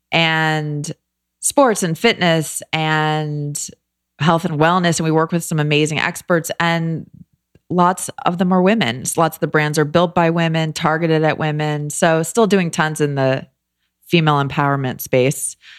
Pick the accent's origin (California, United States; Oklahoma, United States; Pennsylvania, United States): California, United States; Los Angeles; moved away as an adult; also born or lived in New York / Philadelphia; I grew up in L